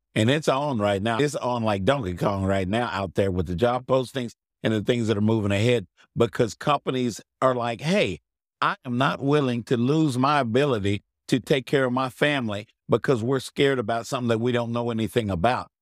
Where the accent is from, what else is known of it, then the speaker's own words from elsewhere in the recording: Texas, United States; I'm from Texas